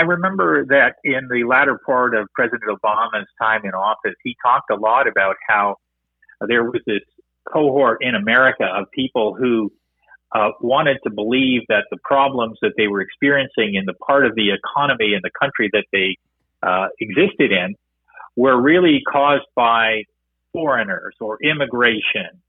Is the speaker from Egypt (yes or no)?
no; Canada; as a Canadian